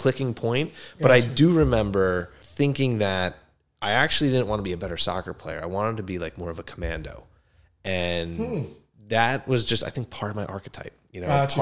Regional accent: Cranford, New Jersey, United States; I grew up in Cranford, so Union County.

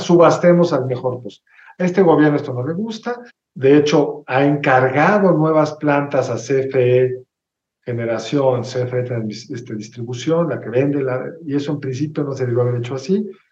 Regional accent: Mexico; como mexicanos nunca hemos experimentado otra cosa

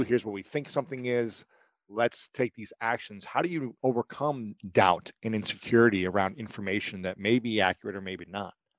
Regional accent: Ohio, United States; I'm a guy from Ohio

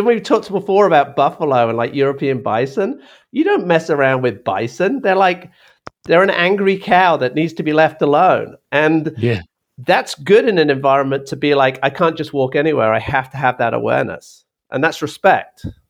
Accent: United Kingdom; moved away as an adult; also born or lived in Australia / Africa; now in United States; growing up in Britain, which is a small

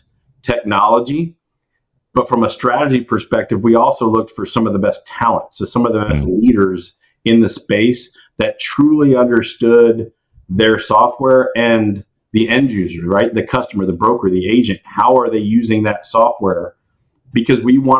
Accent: Houston, Texas, United States; oil and gas, growing up in Houston

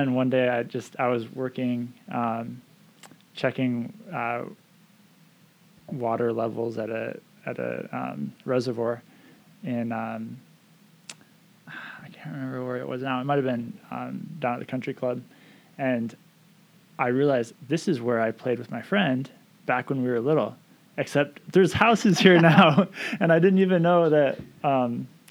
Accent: Camano Island, Washington, United States; also born or lived in Edmonds, Washington; I grew up here mostly on Camino. I think my family moved in 1990

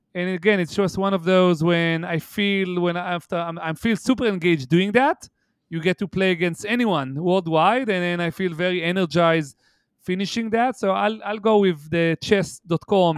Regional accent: Haifa, Haifa District, Israel; moved away; my hometown, eh, if you'll entertain me, which is Haifa, Israel

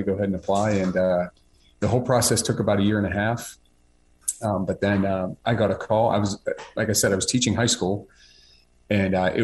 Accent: Pittsburgh, Pennsylvania, United States; I was born and raised in Pittsburgh

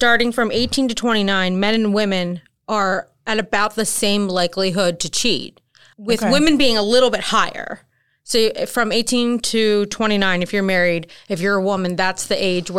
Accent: Maryland, United States; now in North Carolina, United States; I'm from Maryland

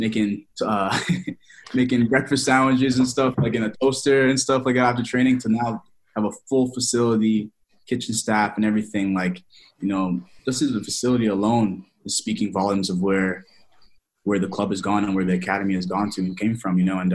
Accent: Toronto, Ontario, Canada; my hometown

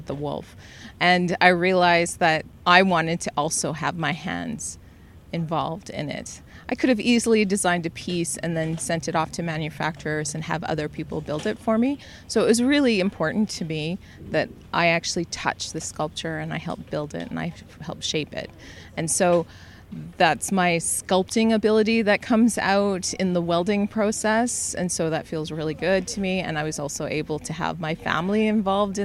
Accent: Selkirk, Manitoba, Canada; I'm from Selkirk, so that had a meaningful relationship with me because my father's family was part of Peguis First Nations

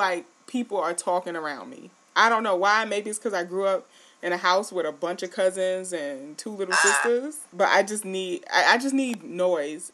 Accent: New York City, New York, United States; now in Syracuse, United States; I'm from New York City and I've been living in Syracuse for a while.

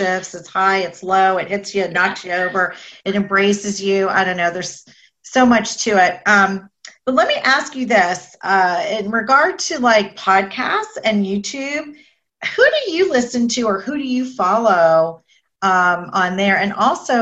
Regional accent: Canada; now in Boca Raton, United States; I'm Canadian

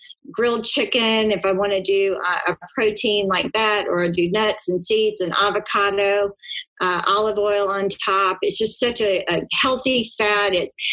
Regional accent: South Georgia, United States; I grew up in South Georgia and we were a meat eater

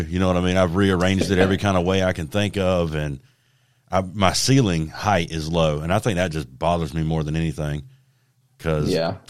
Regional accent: the South, United States; I'm from the South.

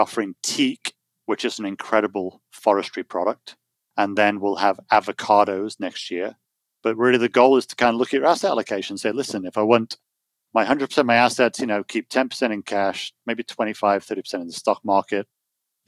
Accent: United Kingdom; now in United States; I'm British with American passport now, so I'm dual citizen.

